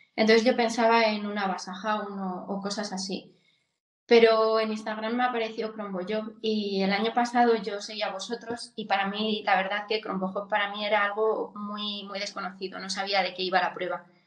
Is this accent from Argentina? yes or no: no; Coscurita, Castile and León, Spain; soy de Soria, tengo treinta y tres años y bueno, mi infancia la, la pasé en Coscurita, que es un pueblo muy pequeñito de, de aquí de Soria.